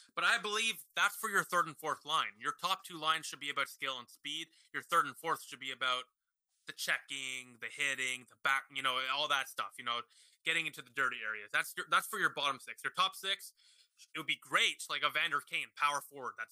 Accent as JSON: {"language": "English", "town": "Ottawa", "region": "Ontario", "country": "Canada", "said": "we're from Ottawa"}